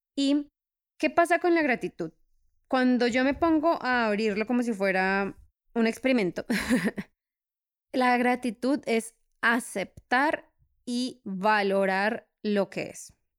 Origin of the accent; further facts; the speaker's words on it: Colombia; now in Europe; Soy de Colombia